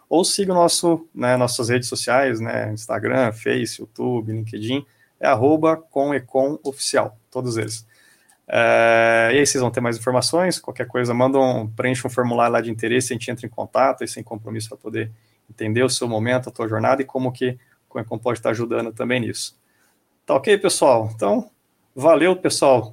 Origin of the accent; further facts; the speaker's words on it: Brazil; A gente é brasileiro